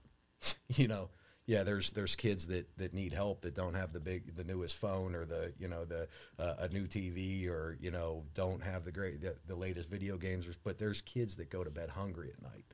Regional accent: Pittsburgh, Pennsylvania, United States; being a Pittsburgh guy, Um, born and raised in Pittsburgh

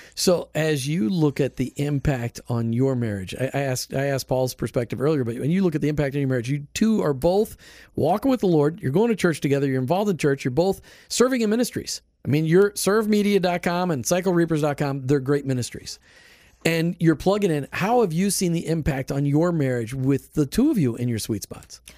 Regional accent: New Jersey, United States; moved away; also born or lived in Minnesota; I'm from New Jersey. Northeasterners, you know, we're tough

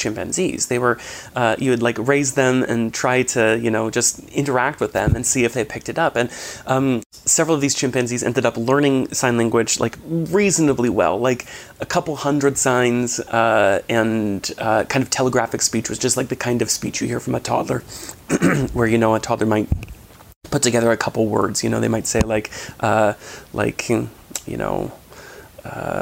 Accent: Washington, United States; I grew up in Washington State

